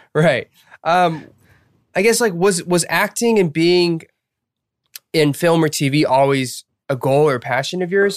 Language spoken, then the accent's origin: English; Atlanta, Georgia, United States; moved away as an adult; also born or lived in Boston; We're American. Um, so yeah, we're American. We're born and raised in Atlanta